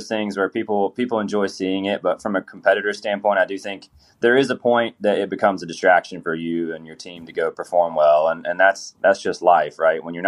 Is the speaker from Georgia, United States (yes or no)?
yes; Georgia, United States; I'm from Georgia.